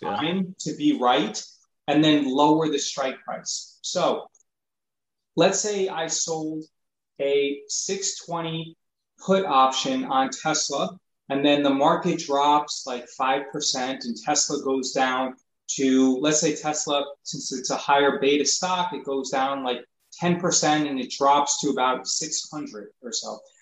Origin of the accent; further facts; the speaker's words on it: New York, United States; I grew up in New York